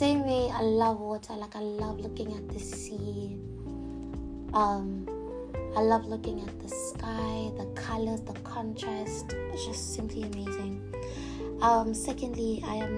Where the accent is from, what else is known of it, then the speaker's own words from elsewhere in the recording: Botswana; I am from Botswana